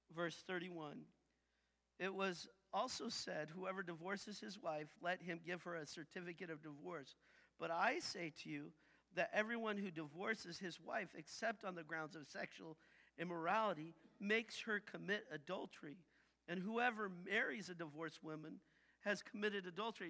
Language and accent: English; United States; I I grew up saying that I was Christian because I'm American